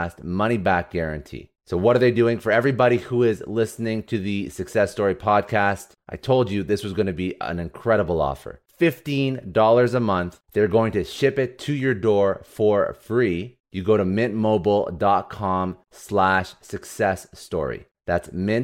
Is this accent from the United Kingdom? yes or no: no; Canada; I'm from Canada